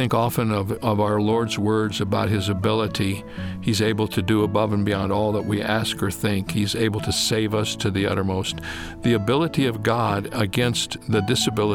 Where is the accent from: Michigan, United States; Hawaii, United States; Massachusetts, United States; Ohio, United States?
Ohio, United States; Toledo; moved away as an adult; also born or lived in Dallas, Texas / Fort Wayne, Indiana; now in California, United States; I was born in Toledo, Ohio. I lived in the Midwest